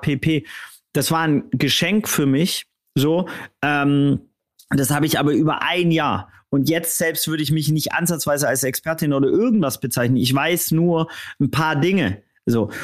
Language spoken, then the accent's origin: German; Swabia, Germany; ich als auch Schwabe